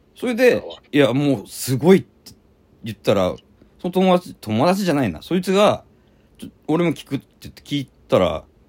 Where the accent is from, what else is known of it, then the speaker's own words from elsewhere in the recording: Fukuoka, Japan; 福岡市の郊外で育ってて